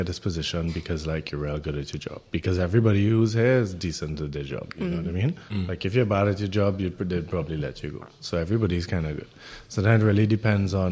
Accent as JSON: {"language": "English", "country": "Trinidad & Tobago", "tie": "born or raised there", "moved": "as an adult", "lives_now": "Berlin, Germany", "said": "growing up in Trinidad"}